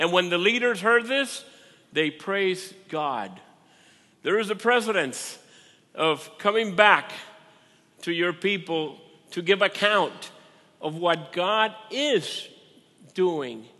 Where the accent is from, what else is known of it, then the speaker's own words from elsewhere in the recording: Puerto Rico; also born or lived in Minnesota; now in United States; I'm from Puerto Rico.